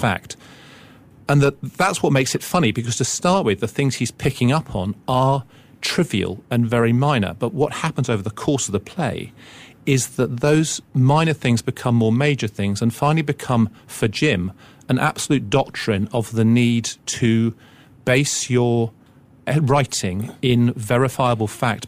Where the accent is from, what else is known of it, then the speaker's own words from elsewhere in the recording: England, United Kingdom; as an English person coming from the outside